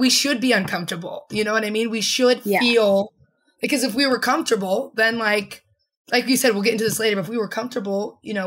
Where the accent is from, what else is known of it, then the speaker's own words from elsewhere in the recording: Midwest, United States; now in Los Angeles, United States; I'm originally from the Midwest.